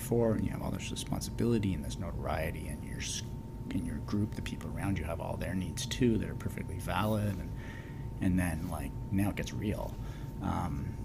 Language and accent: English; Kingston, Ontario, Canada; now in Victoria, Canada; as a Canadian and where I'm from and growing up in Kingston, Ontario